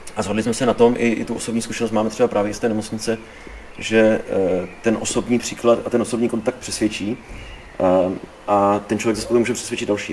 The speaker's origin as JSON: {"language": "Czech", "town": "Olomouc", "region": "Olomouc Region", "country": "Czechia", "said": "Já jsem tady Hanák, prostě, že tělem a duší Olomoučák"}